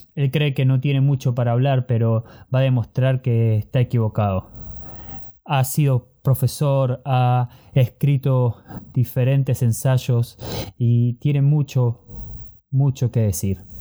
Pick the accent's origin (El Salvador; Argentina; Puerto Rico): Argentina; moved away as an adult; now in Germany; Nací en Argentina, pero tuve la oportunidad de vivir en diferentes países.